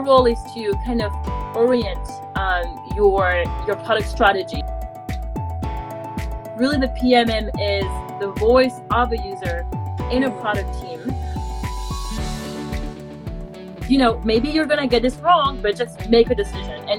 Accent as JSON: {"language": "English", "country": "France", "moved": "as an adult", "lives_now": "San Francisco, United States", "said": "I'm from France"}